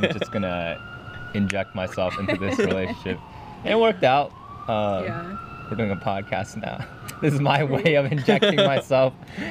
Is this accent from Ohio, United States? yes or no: yes; Cincinnati, Ohio, United States; we grew up in in Cincinnati, Ohio, which is in Ohio. So we were the minority growing up for sure.